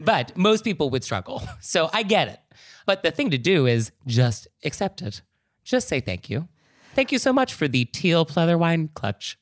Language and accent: English; California, United States; I am from California